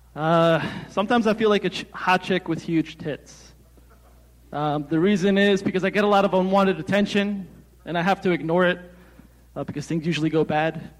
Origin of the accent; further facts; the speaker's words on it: New Jersey, United States; I'm from Jersey.